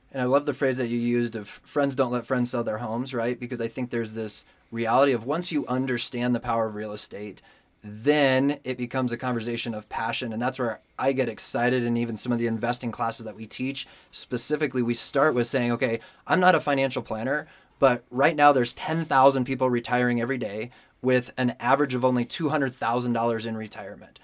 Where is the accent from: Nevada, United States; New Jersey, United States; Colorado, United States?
Colorado, United States; Denver; also born or lived in California; I was born and raised in Denver, so Colorado native